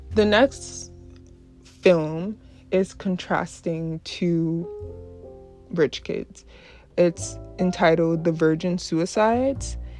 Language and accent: English; New York, United States; also born or lived in Brooklyn, New York; I grew up in New York. Uh, I was born in Brooklyn, New York, and raised in the suburbs of New York.